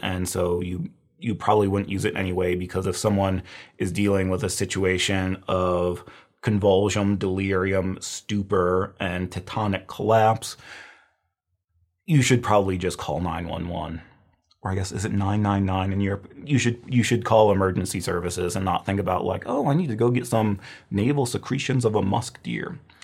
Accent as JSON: {"language": "English", "area": "Midwest", "region": "Illinois", "country": "United States", "said": "I'm from the Midwest. We have a lot of deer"}